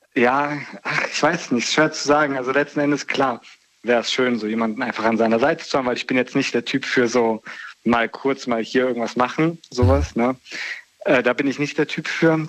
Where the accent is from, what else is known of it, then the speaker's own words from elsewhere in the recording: near Bonn, North Rhine-Westphalia, Germany; aus äh, NRW